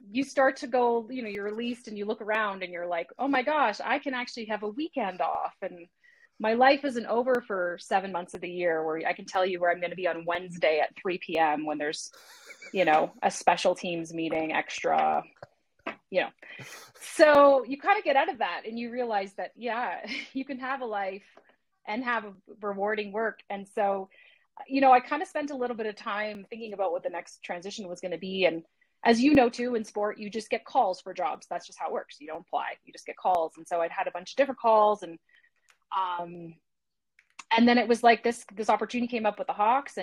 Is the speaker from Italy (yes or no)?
no; Canada; now in Chicago, United States; As a native Canadian, I'm dual citizen, but I'm a native Canadian, so I'm Canadian American.